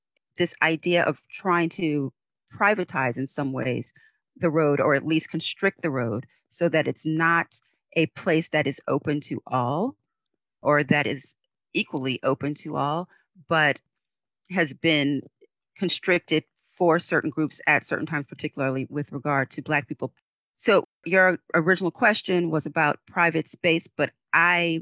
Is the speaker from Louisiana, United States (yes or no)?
yes; New Orleans, Louisiana, United States; moved away; I'm originally from New Orleans, Louisiana